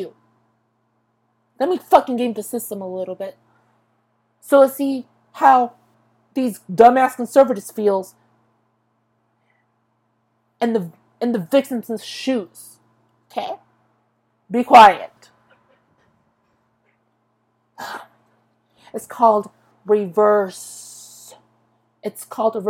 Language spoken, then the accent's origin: English; Tulare County, California, United States; I was born in Tulare County. I've been in this county for 23 years. Ever since birth